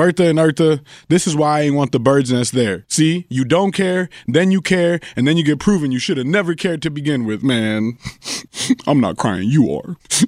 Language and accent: English; Colombia; accent: Colombian; Well, Colombian, my accent came out, good one.